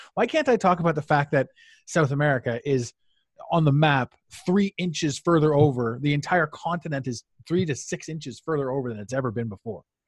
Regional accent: Canada; I'm Canadian

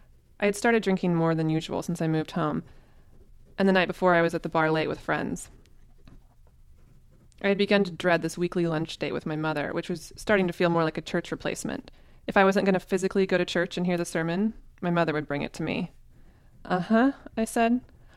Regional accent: Tulsa, Oklahoma, United States; also born or lived in Austin, Texas; I had quit my corporate HR job in Austin, Texas, and moved back to Tulsa, Oklahoma, my hometown, with the idea that I would figure out a plan for my life.

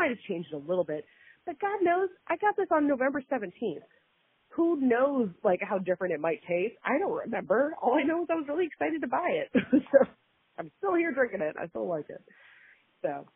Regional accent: Wisconsin, United States; I'm from Wisconsin

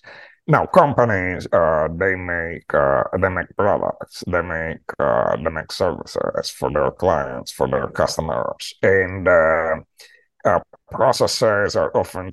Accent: Rome, Lazio, Italy; moved away as an adult; also born or lived in Latin America / Greece / United Kingdom / Turkey; now in New York City, United States; I am from Rome.

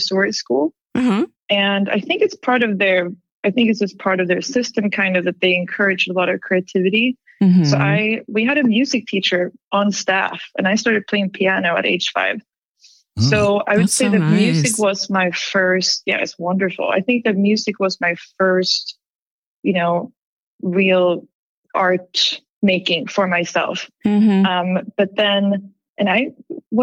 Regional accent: Gothenburg, Västra Götaland, Sweden; I'm born and raised in Gothenburg, Sweden, which is on the west coast

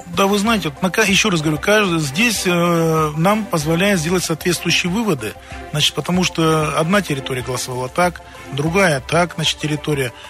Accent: Krasnoyarsk, Krasnoyarsk Krai, Russia; Я сам коренной красноярец

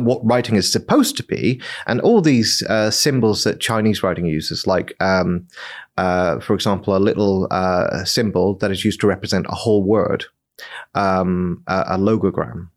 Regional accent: Northern Ireland, United Kingdom; I come from Northern Ireland

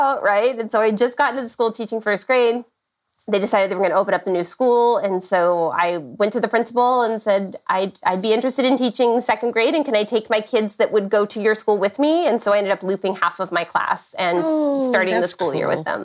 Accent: San Diego, California, United States; now in Orange County, United States; I grew up in San Diego, California. I did not migrate very far. I'm in Orange County, California now

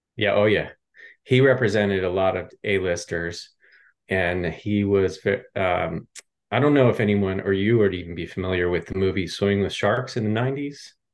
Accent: Pennsylvania outside Philadelphia, United States; moved away as an adult; also born or lived in Lehigh Valley, Pennsylvania; now in Los Angeles, United States; I grew up in Pennsylvania outside uh, Philadelphia.

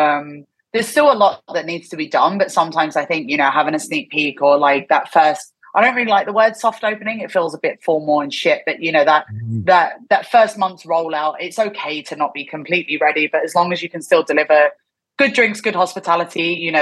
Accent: England, United Kingdom; now in Japan; And obviously I'm from England.

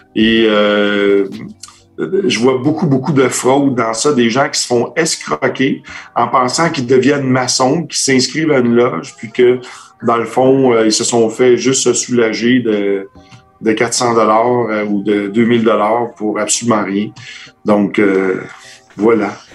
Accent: Quebec, Canada; notre petit accent un petit peu comique

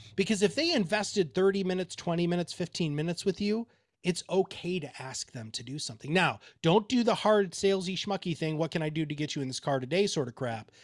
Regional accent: Kalamazoo, Michigan, United States; also born or lived in Dover, Delaware; I grew up in Kalamazoo, Michigan.

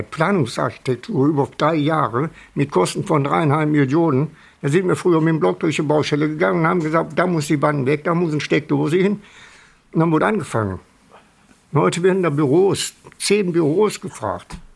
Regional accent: Wuppertal, North Rhine-Westphalia, Germany; Und ich erinnere mich an meine Kindheit auf Wischenhausen. Waren viele Ruinen, der Wupperland, viele Ruinen, Wupperfeld.

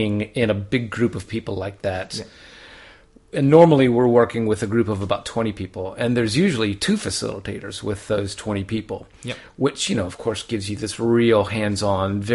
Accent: Charleston, South Carolina, United States; moved away as an adult; also born or lived in Japan; now in Melbourne, Australia; I'm from Charleston, South Carolina, and so I'm a son of the South

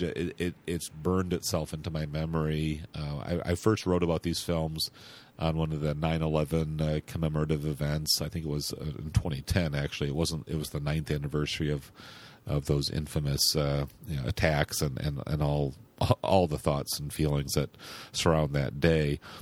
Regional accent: Grand Rapids, Michigan, United States; moved away as an adult; also born or lived in San Francisco; my hometown of Grand Rapids, Michigan, which is where I live now

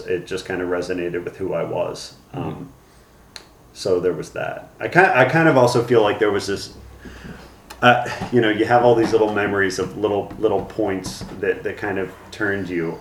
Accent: Newtown Square, Pennsylvania, United States; also born or lived in Arizona; I was born in Arizona, grew up in Newtown Square in uh, Pennsylvania, which is a suburb about 30 minutes outside of Philadelphia

